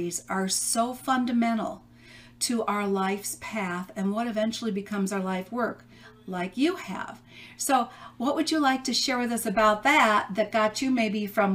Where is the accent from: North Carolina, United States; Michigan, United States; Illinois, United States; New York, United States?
Illinois, United States; Chicago; moved away; I'm from the Chicago area originally